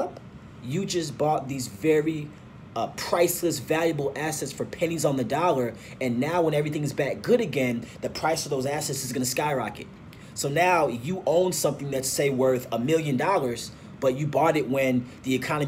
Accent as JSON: {"language": "English", "town": "St. Louis", "region": "Missouri", "country": "United States", "tie": "born or raised there", "also_born_or_lived": "Nigeria", "said": "I was actually born and raised in St. Louis"}